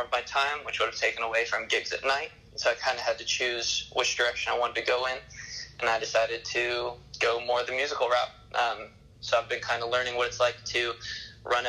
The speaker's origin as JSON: {"language": "English", "town": "Santa Barbara", "region": "California", "country": "United States", "said": "I'm from Santa Barbara"}